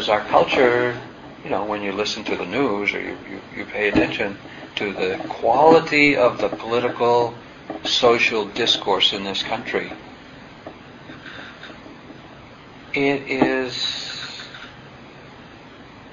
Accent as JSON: {"language": "English", "region": "New England", "country": "United States", "said": "I'm from New England, and you know, we are self-reliant to a fault"}